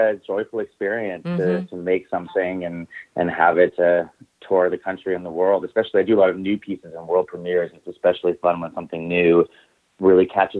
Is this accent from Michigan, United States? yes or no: no; Auburn, Maine, United States; born or raised there; moved away as an adult; now in New York City, United States